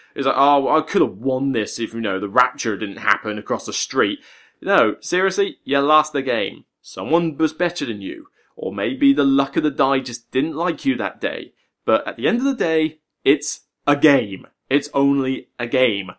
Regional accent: West Country, South West England, United Kingdom; also born or lived in Portsmouth; now in Hampshire, United Kingdom; I'm from the West Country. I do miss it

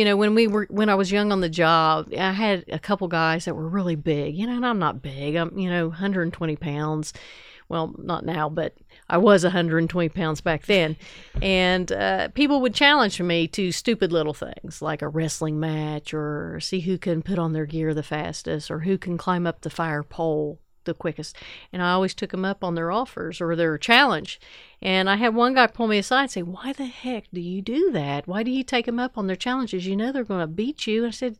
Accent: Ironton, Ohio, United States; now in Huntington, United States; I live in Huntington. I grew up in Ironton, Ohio

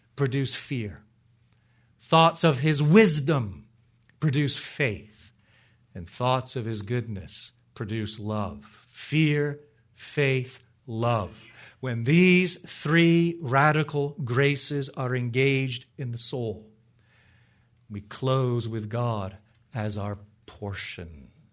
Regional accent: Ontario, Canada; moved away; I grew up in Ontario, the real Ontario, in Canada. Just north of Toronto.

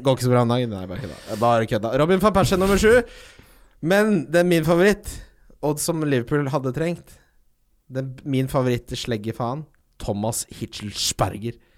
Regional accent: Ski, Akershus, Norway; jeg vokste opp i Ski

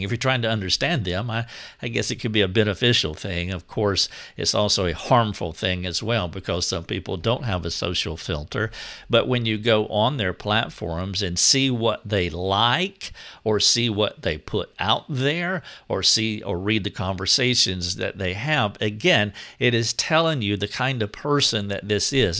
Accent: United States; we all are Americans

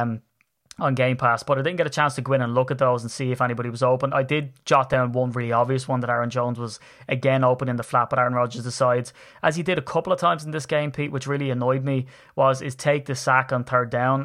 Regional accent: Ireland; I'm Irish

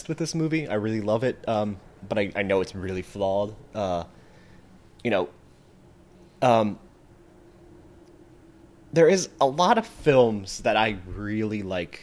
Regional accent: Western Nevada, United States; I grew up in Western Nevada

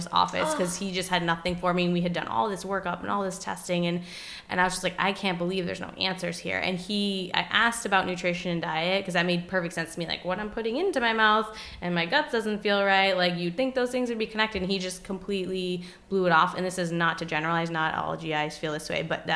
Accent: Westerly, Rhode Island, United States; moved away as an adult; also born or lived in Boston / Pacific Northwest; now in Providence, United States; growing up in Rhode Island, I wasn't familiar

